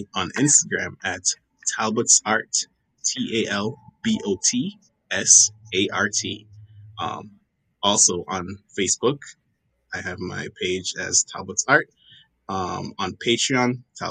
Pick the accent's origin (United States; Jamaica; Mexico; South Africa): Jamaica; I am Jamaican. I was born and raised in Jamaica.